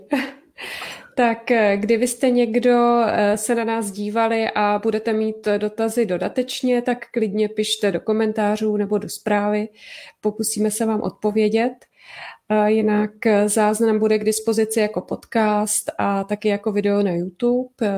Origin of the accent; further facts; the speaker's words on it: Prague, Czechia; my jsme taky z Prahy